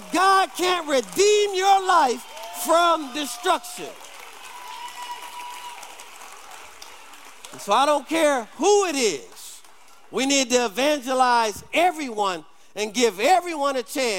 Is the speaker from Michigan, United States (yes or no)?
yes; Detroit, Michigan, United States; I grew up, if you know about Detroit, I grew up on Dexter and Davidson